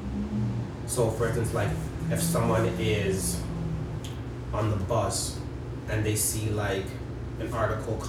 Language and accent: English; Toronto, Ontario, Canada; we're from Toronto